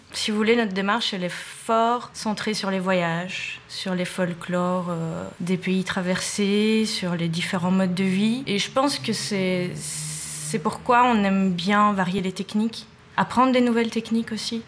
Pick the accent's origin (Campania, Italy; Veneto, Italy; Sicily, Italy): Campania, Italy; Naples; now in Belgium; je viens de Naples